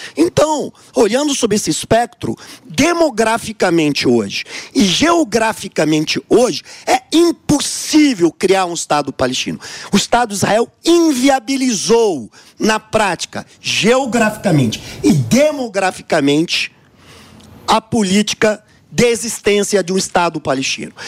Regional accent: Brazil; Eu, como brasileiro de origem

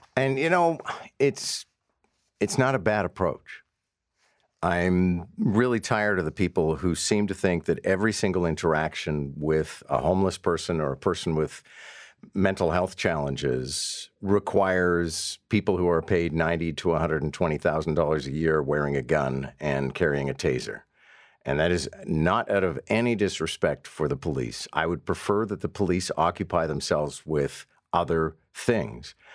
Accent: Montreal, Quebec, Canada; moved away as an adult; now in Toronto, Canada; having grown up in Montreal

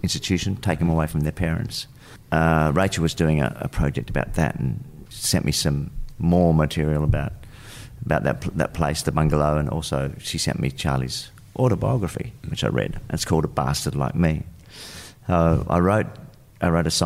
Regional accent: Adelaide, South Australia, Australia; moved away; Where we grew up in Adelaide was on the other side of more towards the hills.

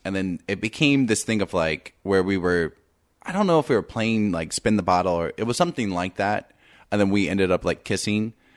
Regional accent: Indiana, United States; I'm from Indiana, and I grew up in a small town.

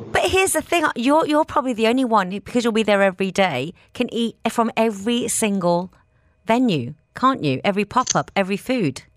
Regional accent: England, United Kingdom; moved away; I didn't even drink coffee growing up in England

